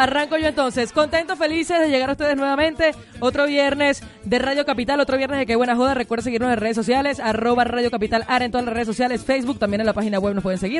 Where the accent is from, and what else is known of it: Lechería / Mochima, Anzoátegui, Venezuela